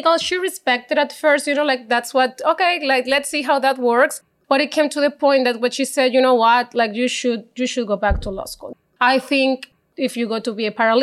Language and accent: English; Maracaibo, Zulia, Venezuela; accent: Spanish; English is a second language; moved away as an adult; now in Canada; I'm not from Caracas. I'm from Maracaibo, a different town in Venezuela